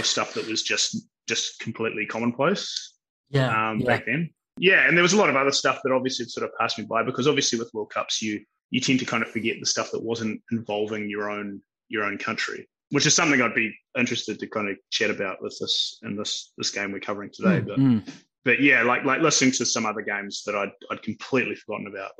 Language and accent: English; New Zealand; growing up in New Zealand in my time period.